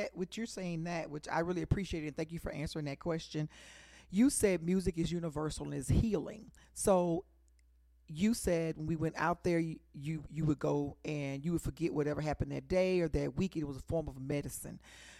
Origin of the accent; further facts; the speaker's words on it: Texas, United States; in the DFW area, originally from St. Louis, Missouri. I'm from Texas.